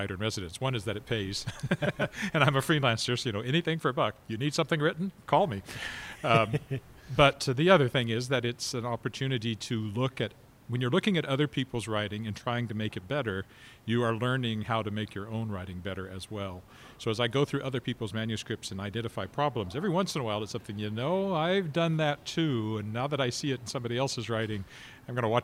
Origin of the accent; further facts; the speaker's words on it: Weyburn, Saskatchewan, Canada; now in Regina, Canada; I never had something like that growing up in Weyburn